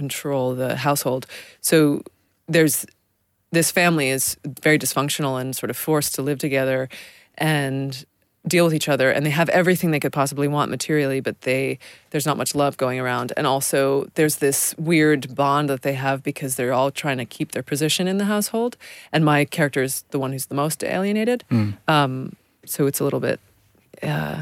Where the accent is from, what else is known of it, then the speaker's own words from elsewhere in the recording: New York City, New York, United States; I grew up in New York City